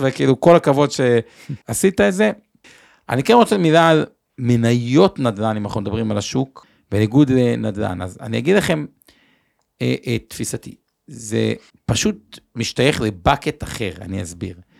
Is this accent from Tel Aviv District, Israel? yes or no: yes; Tel Aviv, Tel Aviv District, Israel; בתור תל אביבי